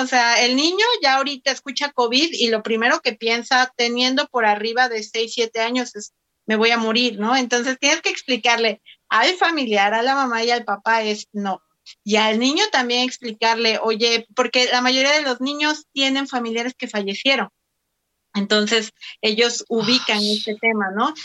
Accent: Oaxaca, Mexico; soy de Oaxaca.

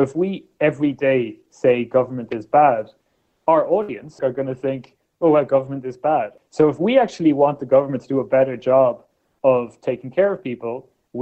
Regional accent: Ireland; When I was born in Ireland in the 1980s

